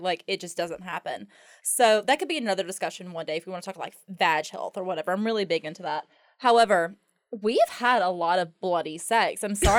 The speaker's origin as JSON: {"language": "English", "town": "Myrtle Beach", "region": "South Carolina", "country": "United States", "tie": "born or raised there", "said": "I'm originally from Myrtle Beach, but my parents got a divorce, so I spent half my time in Myrtle Beach and then half my time in the upstate South Carolina."}